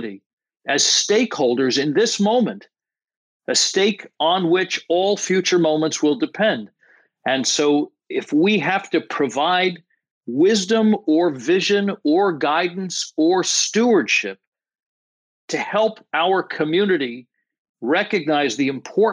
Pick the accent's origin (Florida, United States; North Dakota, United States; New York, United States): New York, United States; New York area, United States; I'm born and raised in the New York area